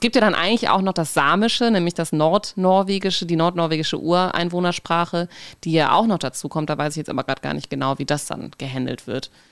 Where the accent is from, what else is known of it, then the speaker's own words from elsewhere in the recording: North Rhine-Westphalia, Germany; accent: Hochdeutsch; moved away as an adult; also born or lived in Konstanz / Berlin; now in Norway; als Norddeutsche bzw. NRW Wählerin, wir haben ja keinen großen Dialekt